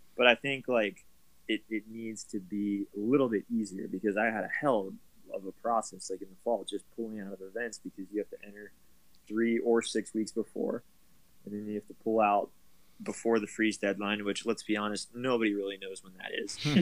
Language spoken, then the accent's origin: English; Pittsburgh, Pennsylvania, United States; I go home to Pittsburgh, see my family for a couple days